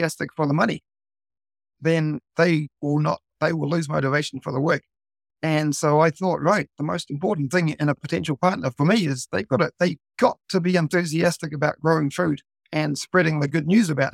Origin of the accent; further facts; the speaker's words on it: New Zealand; now in Tokyo, Japan; being a Kiwi, well, actually being a non-Japanese here in Japan